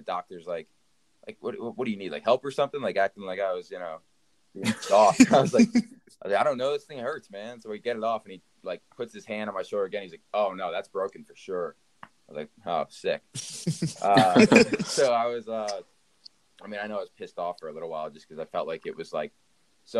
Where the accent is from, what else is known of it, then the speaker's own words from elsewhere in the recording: Pennsylvania, United States; Pennsylvania, where I'm from